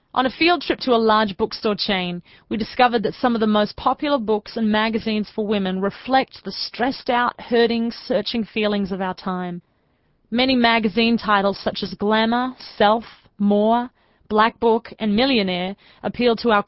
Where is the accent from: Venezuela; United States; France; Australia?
Australia; moved away; I'm originally from Australia